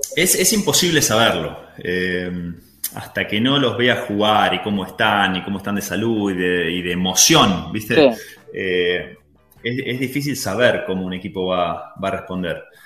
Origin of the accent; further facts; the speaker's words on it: Argentina; moved away; ser argentino es un plus